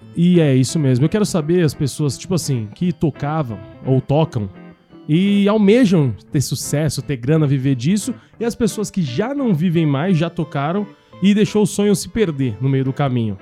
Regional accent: Brazil; moved away; Eu saí, eu saí, eu saí porque eu não fui forçado, mas a um acaso do destino eu saí da Tiradentes

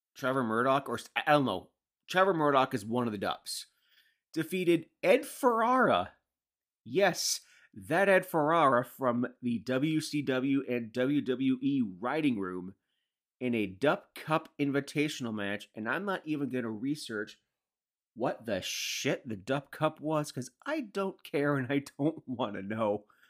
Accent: Canada

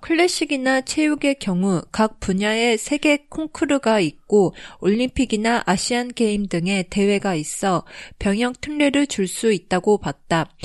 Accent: Japan; also born or lived in South Korea; 日本育ち

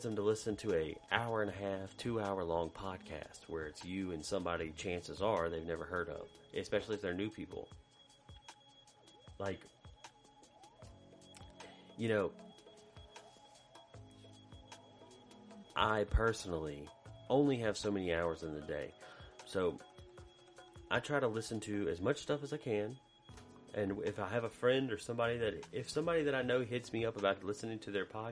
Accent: Macomb, United States; when I was a kid growing up in Macomb

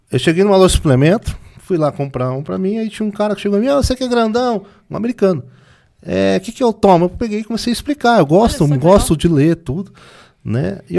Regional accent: Brazil; mas eu sou brasileiro. E como é que eu faço? Eu não tenho green card.

